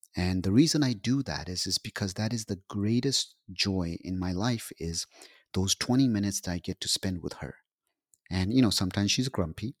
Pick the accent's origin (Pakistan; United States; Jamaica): Pakistan; I'm Pakistani.